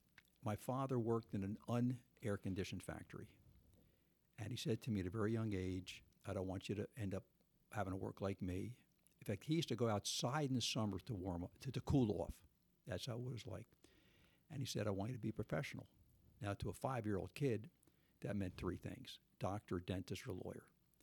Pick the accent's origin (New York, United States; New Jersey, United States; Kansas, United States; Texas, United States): New Jersey, United States; South River; South River.